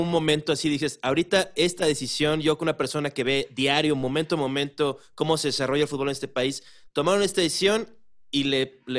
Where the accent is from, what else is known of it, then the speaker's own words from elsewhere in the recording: Acapulco, Guerrero, Mexico; yo soy de Acapulco Guerrero.